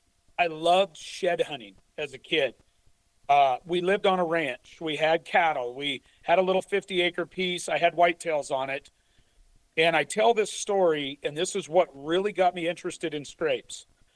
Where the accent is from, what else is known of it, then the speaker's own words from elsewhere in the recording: Idaho, United States; Only Washington, and I grew up in Idaho.